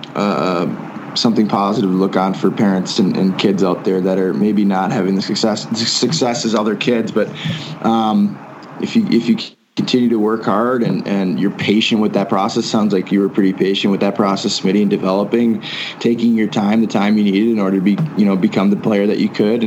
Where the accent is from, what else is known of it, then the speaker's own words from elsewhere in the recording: Fitchburg, Wisconsin, United States; now in Utah, United States; I grew up in Fitchburg, which is kind of the opposite end of town than you